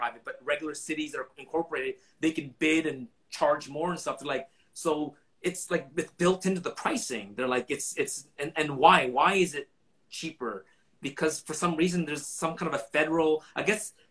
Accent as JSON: {"language": "English", "town": "Vancouver", "region": "British Columbia", "country": "Canada", "tie": "born or raised there", "said": "I grew up in East"}